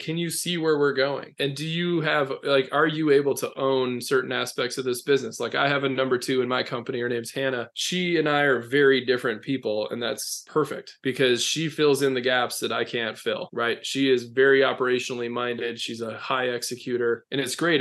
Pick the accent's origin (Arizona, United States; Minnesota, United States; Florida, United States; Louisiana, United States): Minnesota, United States; accent: long O; moved away as an adult; now in North Carolina, United States; I'm a small town Minnesota boy.